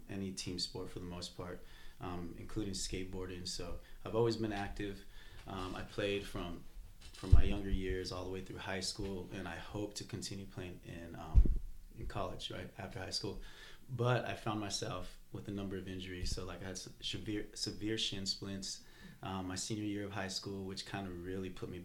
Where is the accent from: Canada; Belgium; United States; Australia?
United States; El Paso, Texas; moved away as an adult; also born or lived in New Mexico; now in Austin, United States; I grew up in El Paso, Texas